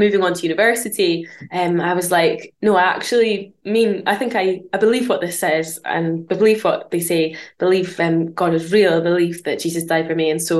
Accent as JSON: {"language": "English", "area": "near Aberdeen", "region": "northeast of Scotland", "country": "United Kingdom", "moved": "yes", "lives_now": "Bathgate, United Kingdom", "said": "I'm from Scotland. Originally from the northeast of Scotland, up near Aberdeen."}